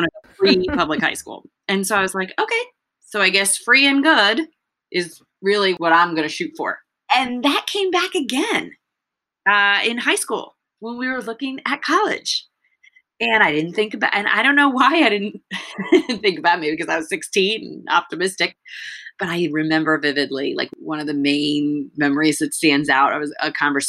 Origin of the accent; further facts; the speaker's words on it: United States; I understood English and I was born in the United States.